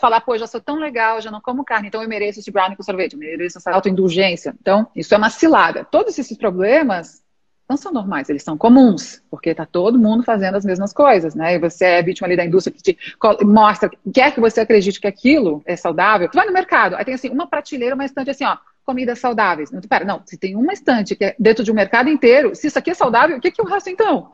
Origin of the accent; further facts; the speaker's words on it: Santa Catarina, Brazil; moved away as an adult; also born or lived in Australia; now in São Paulo, Brazil; Minha família é gaúcha, mas eu sou, sou, nasci em Santa Catarina e vivi lá minha vida inteira até morar em São Paulo.